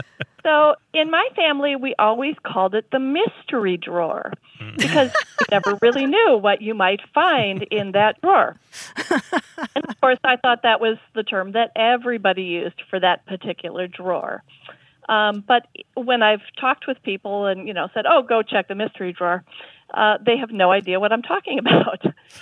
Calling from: Madison, Wisconsin, United States; I'm calling from Madison, Wisconsin.

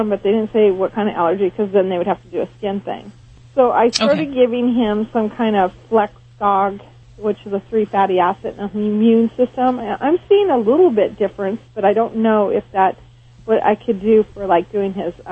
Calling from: California, United States

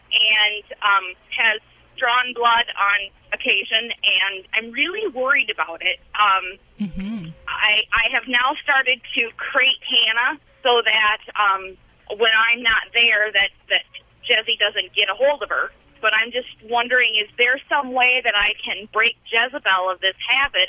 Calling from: Wisconsin, United States

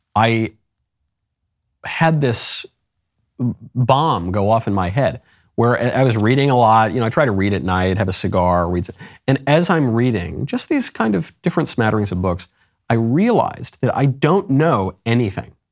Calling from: Puerto Rico; I'm calling from Puerto Rico

